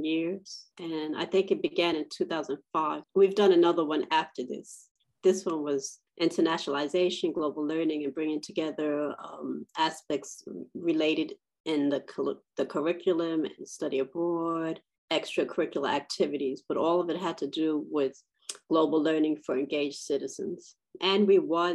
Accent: New York, United States; moved away; I'm from New York

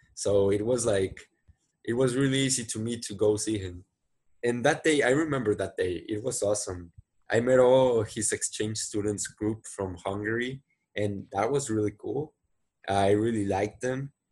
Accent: Monterrey, Nuevo León, Mexico; English is a second language; so I was born here in Monterrey, Mexico. Uh, I really like my city and I'm living here right now. Basically, I've been living here most of my lives.

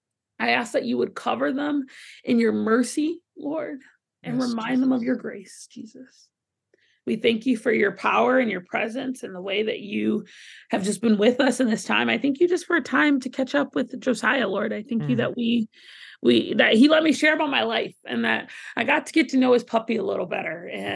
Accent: Southern United States, United States; See, but you have to try it first because I'm from the South.

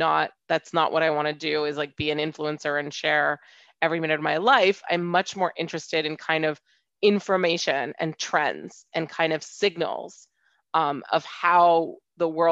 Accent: Hong Kong; also born or lived in United States / London; I'm half French and half Indian, and I grew up in Hong Kong

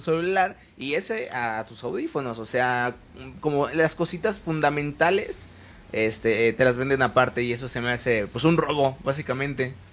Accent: Mexico; somos mexicanos y sabemos cómo se baila aquí

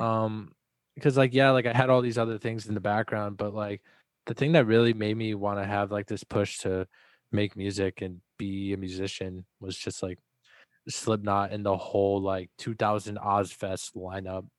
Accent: Texas, United States; also born or lived in Dallas; I was born in Texas, and when I lived in Dallas

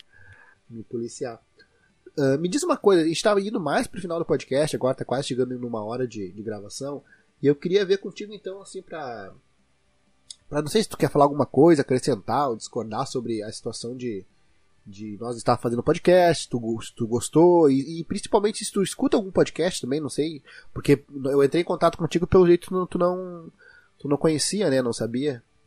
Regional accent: Rio Grande do Sul, Brazil; accent: gauchês

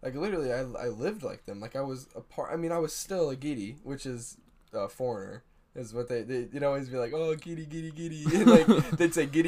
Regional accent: United States; they know I'm American

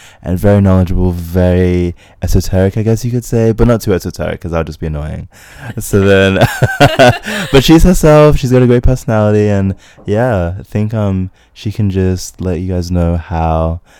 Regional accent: Townsville, Queensland, Australia; I'm from Townsville, like grew up in Townsville or whatever.

